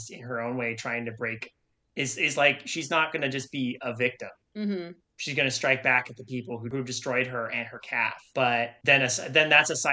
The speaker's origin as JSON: {"language": "English", "town": "Idyllwild", "region": "California", "country": "United States", "tie": "born or raised there", "said": "when I was growing up in Idlewild, this is, like, small mountain town in California"}